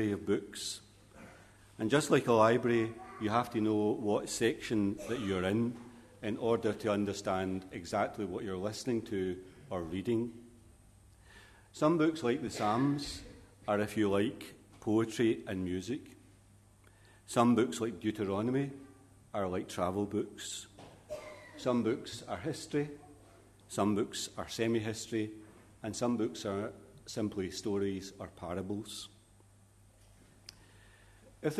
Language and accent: English; Glasgow, Scotland, United Kingdom; As a young boy growing up in Glasgow